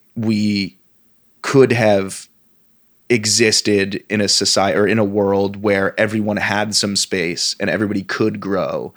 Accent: Vermont, United States; one of the values that I grew up with, with and not just in Vermont, in the Northeast in general

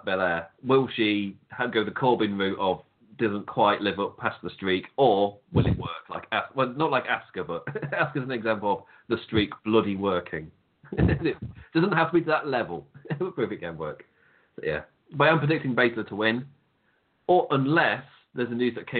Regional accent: England, United Kingdom; I'm English

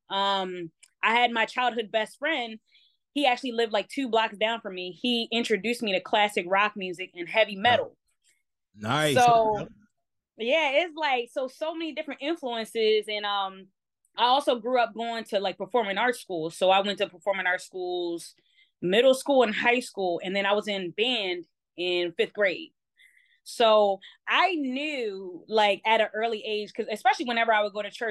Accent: Baltimore, Maryland, United States; because I don't have the the strict the strictly like Baltimore accent. I am born and raised in Baltimore.

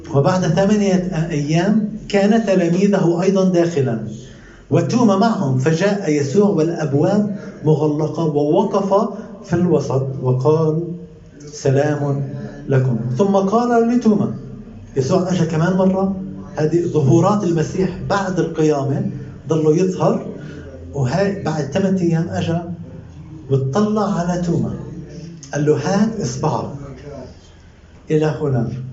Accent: Palestine; ساكن عندنا بفلسطين

